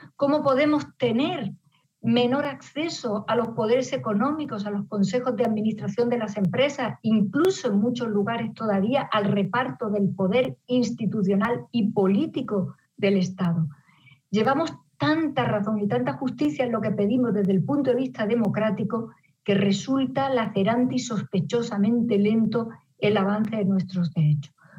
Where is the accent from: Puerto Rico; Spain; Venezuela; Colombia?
Spain; Las mujeres españolas hemos aprendido